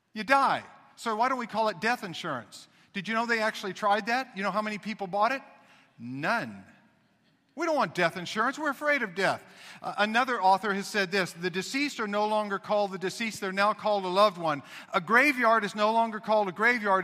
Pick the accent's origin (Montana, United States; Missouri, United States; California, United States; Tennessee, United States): Missouri, United States; I was raised in Missouri